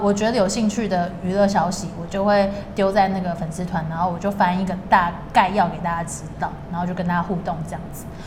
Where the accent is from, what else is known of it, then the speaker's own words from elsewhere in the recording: Taiwan; 台湾还算是，还是我的家乡，就是我可能未来还是会定在这里